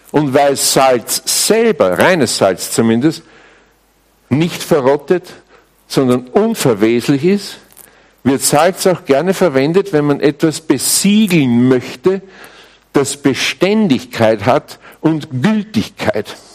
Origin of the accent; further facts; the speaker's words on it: Austria; Übrigens, bei uns in Österreich spricht man auch noch immer vom weißen Gold, gell? Hallstatt und so, diese Ecken da.